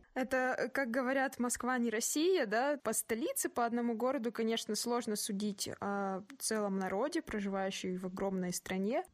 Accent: Kazakhstan

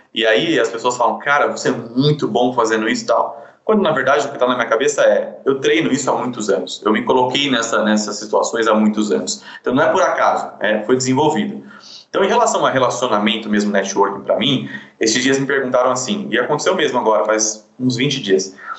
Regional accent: Sorocaba, São Paulo, Brazil; nasci em São Paulo, depois fui morar em Sorocaba, a gente sempre morou em condições bem, bem simples

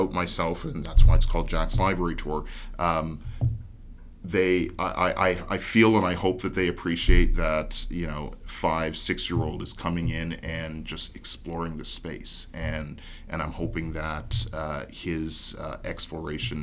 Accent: Mississauga, Ontario, Canada; now in Toronto, Canada; I grew up in Mississauga, but coming into Toronto

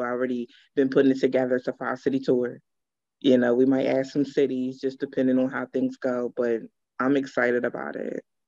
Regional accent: Pennsylvania, United States; also born or lived in Georgia; I'm definitely from Pennsylvania, um, born and raised

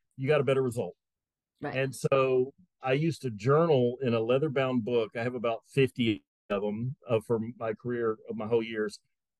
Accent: Atlanta, Georgia, United States; I was born and raised in Atlanta, Georgia. I'm four generations from Atlanta, Georgia

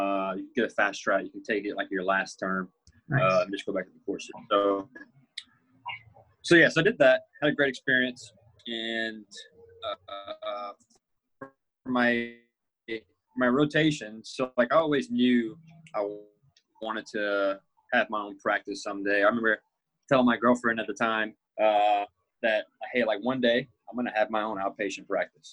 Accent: Crowley, Louisiana, United States; moved away as an adult; also born or lived in Washington, D.C. area; now in Florida, United States; I'm a Louisiana boy, like you said. I'm from Crowley, Louisiana. It's a super small town.

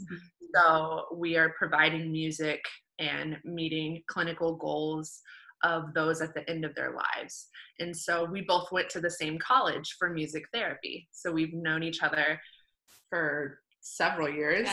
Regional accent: Indiana, United States; now in South Florida, United States; we're both actually from Indiana, mm-hmm. and we currently live in South Florida.

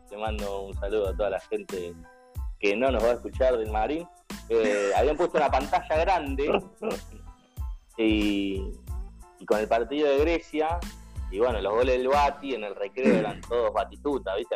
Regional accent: Argentina; como argentinos

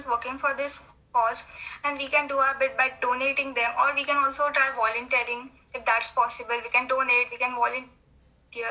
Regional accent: India; I'm from India

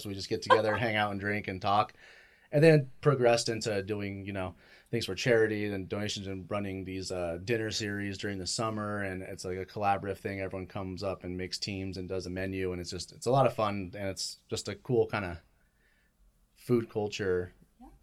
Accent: Gilbert, Arizona, United States; also born or lived in Chandler, Arizona; now in Tucson, United States; I was born in Chandler, but I grew up in Gilbert uh, area. Then I moved uh, down to Tucson in 2009.

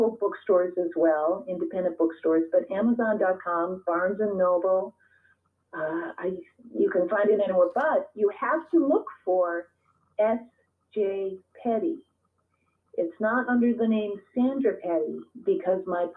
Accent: Minnesota, United States; now in Long Island, United States; Minnesota. I grew up in Minnesota.

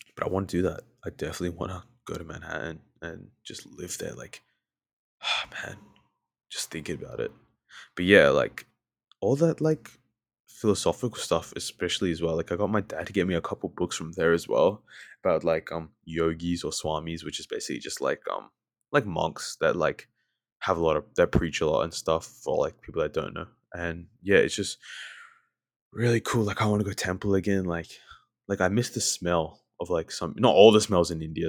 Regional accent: Australia; accent: Australian; I sound very, very Australian

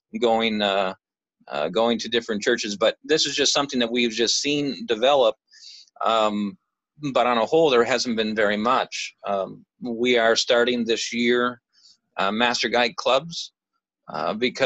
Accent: Canada; Growing up in Canada

